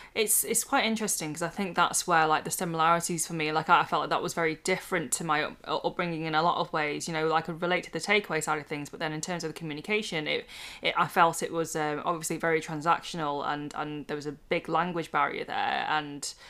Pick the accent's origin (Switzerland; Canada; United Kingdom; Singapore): United Kingdom; now in Manchester, United Kingdom; I'm a British born Chinese person uh, in her late 20s, nearly 30, living in Manchester